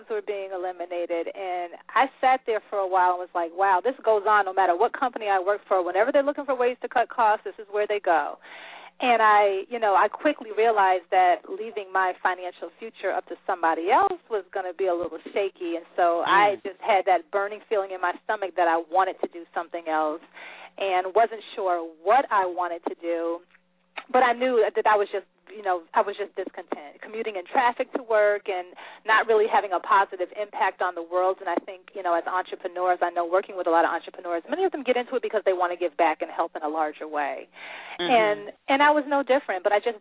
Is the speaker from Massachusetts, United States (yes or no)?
yes; Springfield, Massachusetts, United States; I'm actually originally from Springfield, Massachusetts